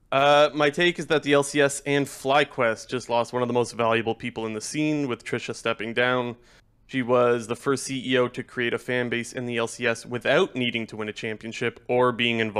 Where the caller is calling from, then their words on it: Ontario, Canada; Not Ontario, Ontario, California, man. You know the answer to this. Ontario, Canada.